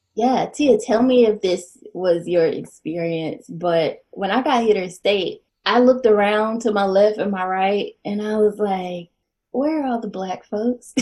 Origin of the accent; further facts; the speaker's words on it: Winston-Salem, North Carolina, United States; I am from North Carolina